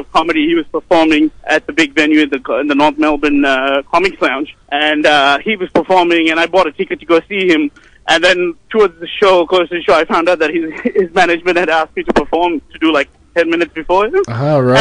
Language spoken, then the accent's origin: English; Sri Lanka; moved away as an adult; I'm originally from Sri Lanka. I came here 13 years ago for university